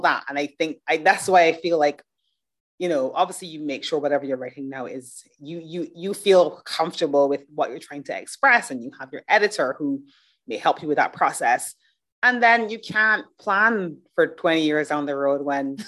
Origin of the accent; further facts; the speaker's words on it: Barbados; moved away; also born or lived in United Kingdom; I grew up in Barbados. I've lived in the UK.